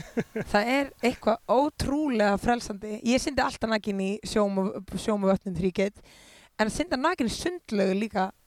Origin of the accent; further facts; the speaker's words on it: Iceland; ég er bara mjög ánað að fólk sé, fólk sé andum mig í heimalandi mínu og því ég elska Ísland svo mikið